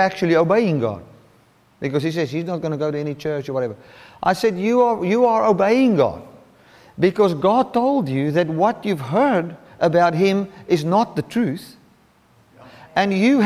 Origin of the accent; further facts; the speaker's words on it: Cape Town, Western Cape, South Africa; I'm from the Cape Town area